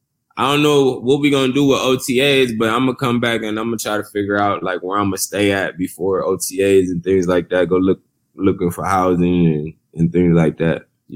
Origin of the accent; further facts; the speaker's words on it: Youngstown, Ohio, United States; I'm relatable coming from Youngstown.